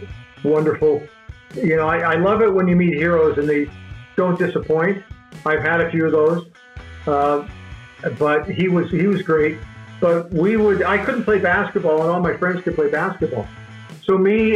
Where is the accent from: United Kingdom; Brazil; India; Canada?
Canada; I'm Canadian